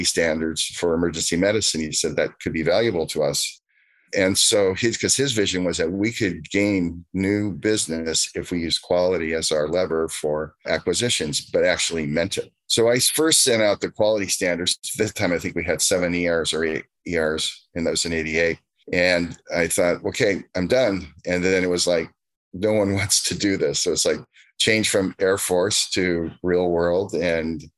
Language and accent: English; Southern California, United States; as a Californian, a Southern Californian